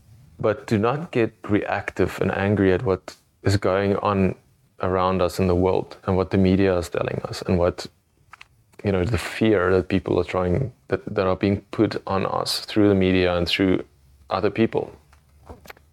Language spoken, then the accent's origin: English; South Africa; I come from South Africa